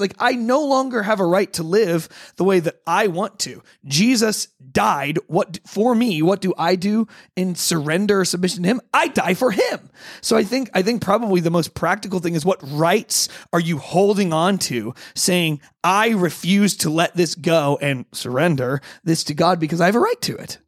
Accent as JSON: {"language": "English", "country": "United States", "said": "I'm an American"}